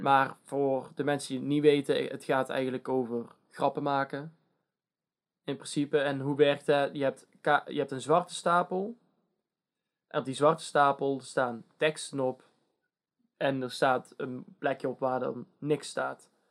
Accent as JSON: {"language": "Dutch", "country": "Netherlands", "said": "wij als Nederlanders"}